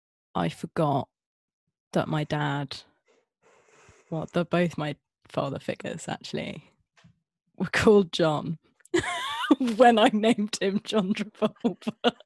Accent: Scotland, United Kingdom; now in England; I mean, I grew up in Scotland and then I moved down and I lost my accent and my entire family are Scottish.

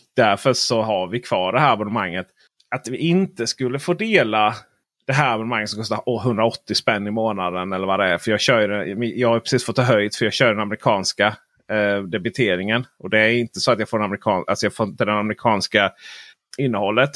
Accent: northern Blekinge, Sweden; also born or lived in southern Småland; där jag kommer ifrån i norra Blekinge, kommun, Blekinge län och södra Småland

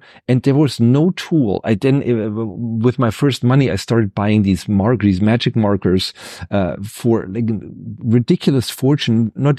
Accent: Ludwigsburg, Baden-Württemberg, Germany; English is a second language; He had a post in the city that I grew up with in Ludwigsburg.

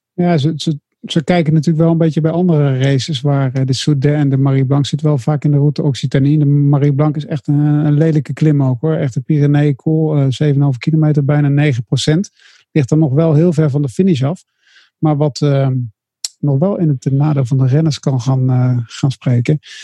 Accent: Netherlands; als Nederlander

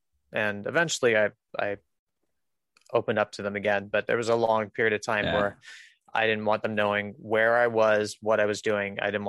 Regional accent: Rhinebeck, New York, United States; born there; So I was born in Rhinebeck, New York, in 1989.

